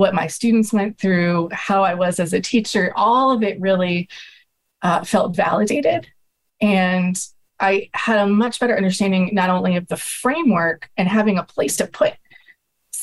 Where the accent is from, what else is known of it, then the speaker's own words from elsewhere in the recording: Madison, Wisconsin, United States; moved away as an adult; also born or lived in Western Washington; I grew up in Madison, Wisconsin, and then I moved to Western Washington